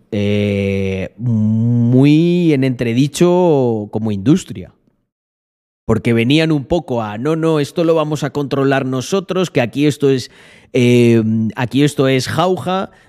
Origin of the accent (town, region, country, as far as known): Almendralejo, Extremadura, Spain